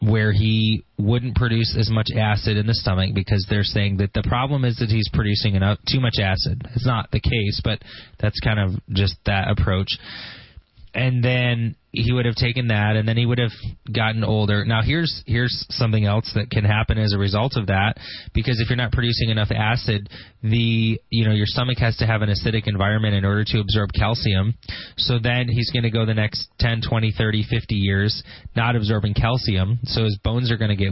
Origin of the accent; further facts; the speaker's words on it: Grand Blanc, Michigan, United States; That's where I'm from. I grew up in Grand Blanc